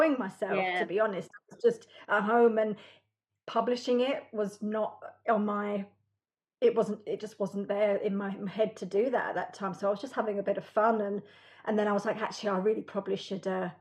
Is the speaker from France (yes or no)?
no; United Kingdom; I am British.